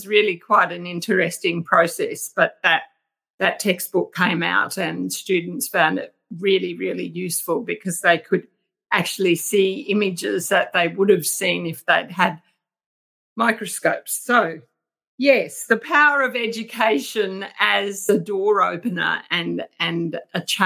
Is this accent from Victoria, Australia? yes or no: no; Home Hill, Queensland, Australia; also born or lived in Townsville; I was born in regional Queensland in the Burdekin, which is a cane farming district, and I was born in Home Hill.